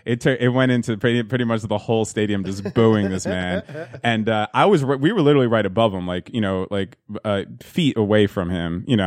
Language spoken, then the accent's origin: English; New Jersey, United States; I hope New Jersey is my home state